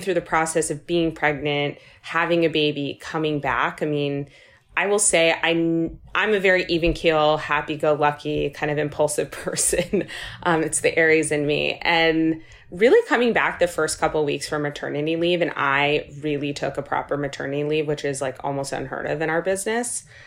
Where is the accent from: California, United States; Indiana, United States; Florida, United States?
California, United States; Los Angeles; now in New York, United States; born and raised in Los Angeles